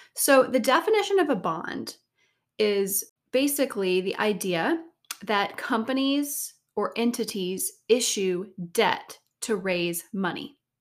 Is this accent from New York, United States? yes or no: no; Savannah, Georgia, United States; moved away; I'm from Savannah, Georgia originally